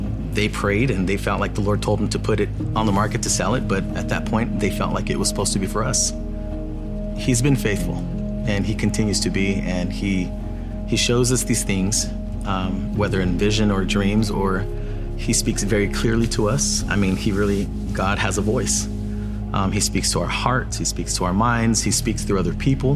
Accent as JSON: {"language": "English", "town": "San Diego", "region": "California", "country": "United States", "tie": "born or raised there", "moved": "as an adult", "said": "growing up in San Diego"}